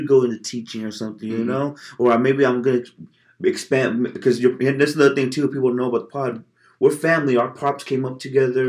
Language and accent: English; Bakersfield, California, United States; I'm not just from Bakersfield